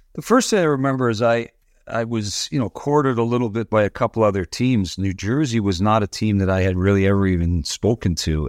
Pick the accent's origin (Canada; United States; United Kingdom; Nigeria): Canada; Toronto, Ontario; also born or lived in Windsor, Ontario; I grew up, uh, in Toronto. I grew up at Dufferin and Bloor on Gladstone Avenue